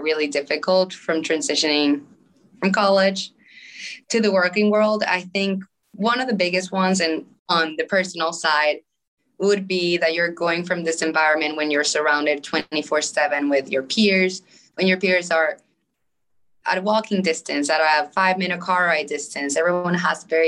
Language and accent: English; Caracas, Capital District, Venezuela; English is a second language; moved away as an adult; also born or lived in North Carolina, United States; now in United States; I was born and raised in Venezuela, Caracas to be specific. I grew up there my whole life